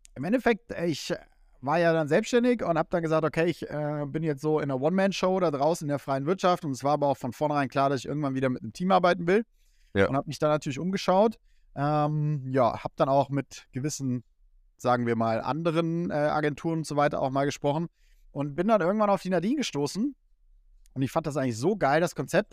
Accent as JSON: {"language": "German", "town": "Kassel", "region": "Hesse", "country": "Germany", "moved": "yes", "said": "ich komme aus Kassel, äh, nebendran ist ein Volkswagenwerk, äh, wo die Hälfte meiner alten Freunde arbeitet."}